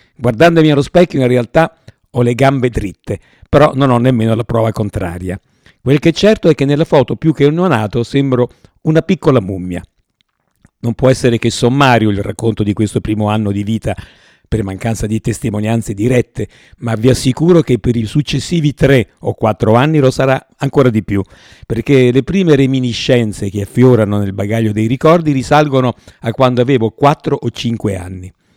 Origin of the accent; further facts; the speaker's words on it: Rome, Lazio, Italy; sono nato a Roma il ventiquattro giugno millenovecentotrentottò